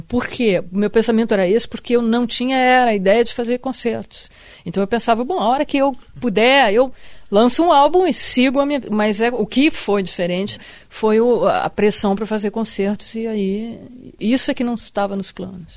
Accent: Rio Grande do Sul, Brazil; moved away as an adult; now in Rio de Janeiro, Brazil; Eu me sinto carioca no que isso não me tire nada do que eu me sinto gaúcha

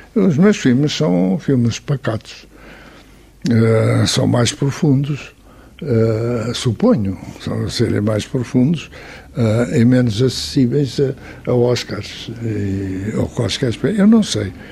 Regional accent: Porto, Norte, Portugal; sou nascido do Porto, vivo no Porto

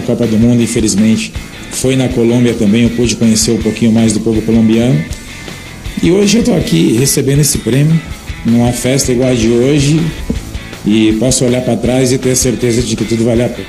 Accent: Brazil; como brasileiro

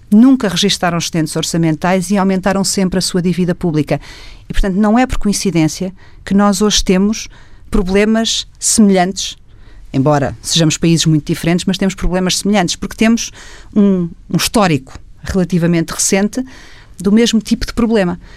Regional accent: Portugal; que me preocupa enquanto portuguesa

